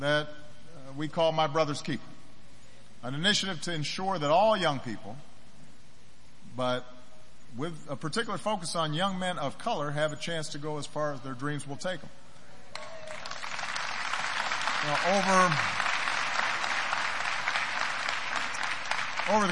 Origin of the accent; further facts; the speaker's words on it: Chicago, Illinois, United States; my hometown in Chicago